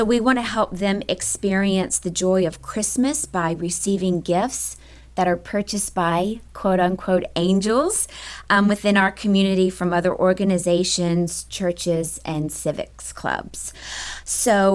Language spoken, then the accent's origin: English; Memphis, Tennessee, United States; also born or lived in Arkansas; now in Lakeland, United States; I am originally from Memphis, Tennessee.